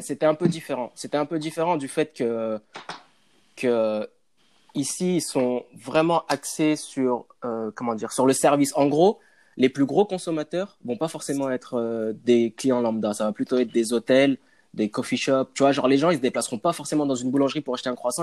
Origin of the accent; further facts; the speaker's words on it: Villeurbanne, Auvergne-Rhône-Alpes, France; moved away as an adult; now in Canada; je suis né à Villeurbanne, Lyon